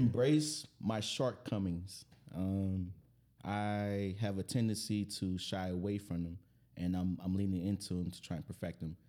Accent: New Orleans, Louisiana, United States; I'm from New Orleans

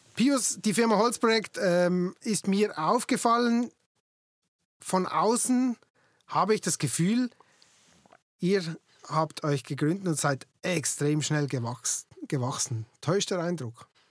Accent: Basel-Landschaft, Switzerland; ich komme ja selber aus dem Baselbiet

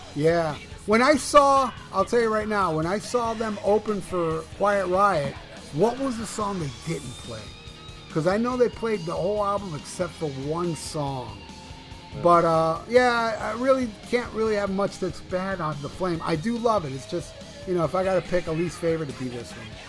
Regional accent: Hialeah, Florida, United States; also born or lived in Miami Beach, Florida; I was raised in Hialeah, Florida

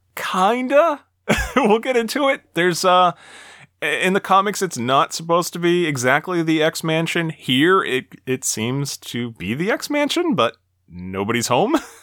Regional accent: Massachusetts, United States; this is in my home state

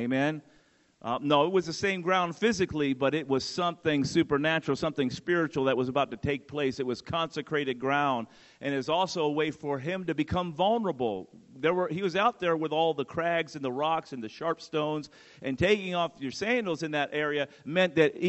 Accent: Mobile, Alabama, United States; We are from Mobile, Alabama

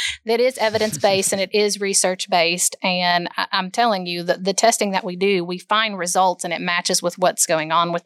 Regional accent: Bristol, Tennessee, United States; moved away as an adult; now in Knoxville, United States; I grew up in Bristol, Tennessee, so not too far away

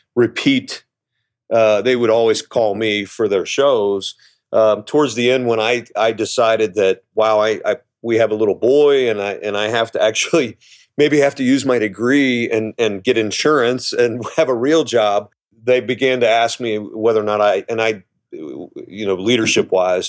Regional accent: Cincinnati, Ohio, United States; growing up in Cincinnati, I grew up in the s, eh, you know, went to school in the seventies

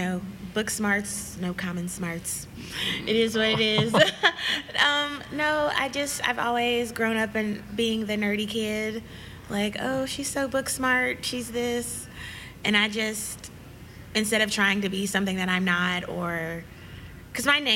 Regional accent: Nashville, Tennessee, United States; moved away as an adult; now in Indianapolis, United States; I am from Nashville, Tennessee, born and raised

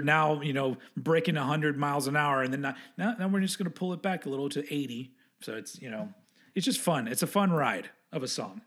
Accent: Texas, United States; accent: southern; I was from Texas

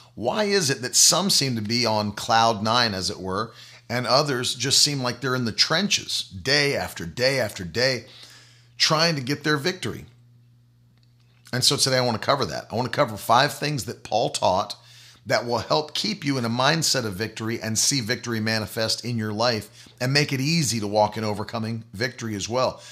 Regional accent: the South, United States; I come from the South

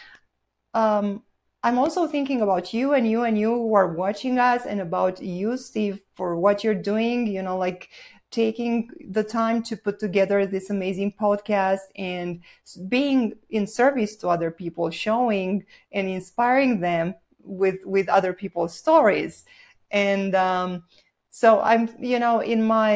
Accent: Bucharest, Romania; English is a second language; moved away as an adult; also born or lived in Southern California; now in Sedona, United States; I'm originally from Romania, so I was born and raised there.

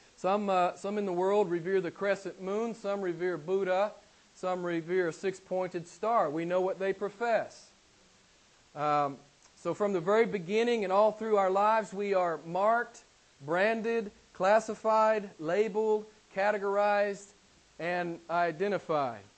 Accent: the Bible Belt, United States; I'm from the States and I live in, a, in an area of the States called the Bible Belt

